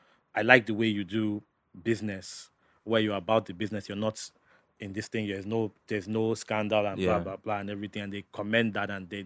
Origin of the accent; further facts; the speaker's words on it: Port Harcourt, Rivers State, Nigeria; just even from where I'm from Port Harcourt and everything, seeing how far I've gone, I go back there